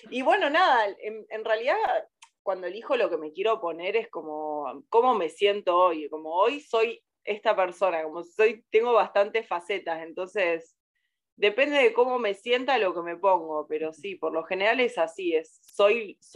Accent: Córdoba, Argentina; Por ahí de, adolescente yo soy de Córdoba y me, vestía súper disfrazada

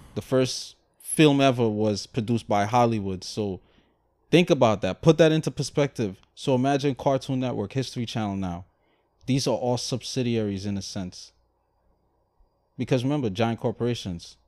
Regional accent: Guyana; moved away; I was raised in Guyana.

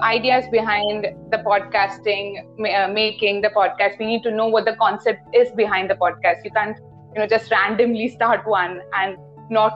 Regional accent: India; I basically live in India. I'm an Indian

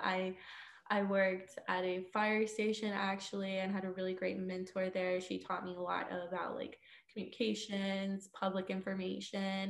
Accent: Houston, Texas, United States; moved away as an adult; now in Missouri, United States; I am from Texas. I'm from Houston

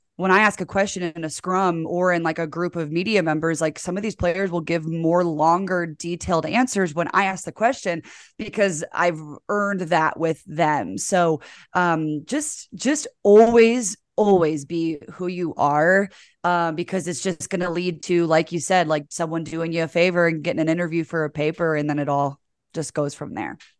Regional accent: Geneva, Illinois, United States; moved away as an adult; also born or lived in Michigan / Pocatello, Idaho; now in Salt Lake City, United States; I grew up in the suburbs of Chicago in a town called Geneva.

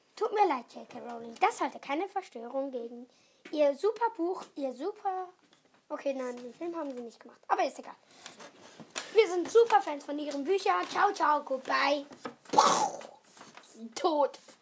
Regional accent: Switzerland; wir sind Schweizer

